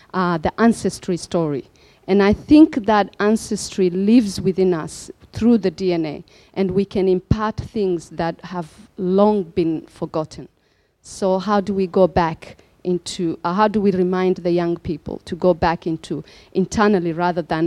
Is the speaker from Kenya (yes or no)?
yes; Kenya; moved away; also born or lived in Somalia; I was born in Somalia, but I lived in Kenya. And in Kenya, I lived with the native culture called Giriamas.